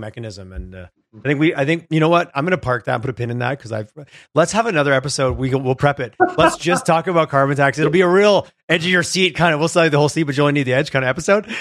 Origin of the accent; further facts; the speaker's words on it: Quebec, Canada; moved away; I grew up in Quebec